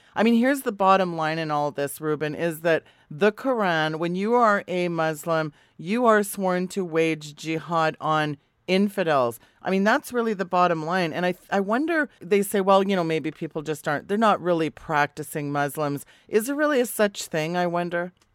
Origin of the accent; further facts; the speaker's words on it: Canada; me as a Canadian